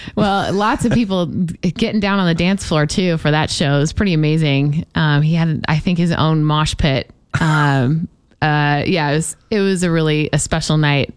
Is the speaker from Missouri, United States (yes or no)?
yes; St. Charles, Missouri, United States; moved away as an adult; also born or lived in Jacksonville; I had some incredible music teachers growing up in St. Charles, Missouri